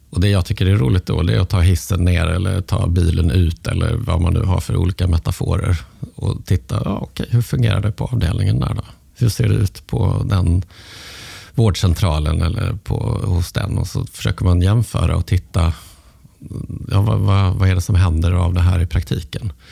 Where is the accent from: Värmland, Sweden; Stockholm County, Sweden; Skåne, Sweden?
Skåne, Sweden; Malmö; Eh, ja, men som Malmöbo.